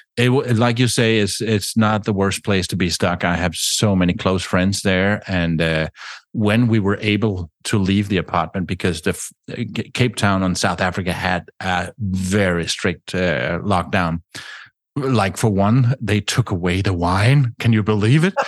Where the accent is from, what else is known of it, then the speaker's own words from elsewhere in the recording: Denmark; I grew up in Denmark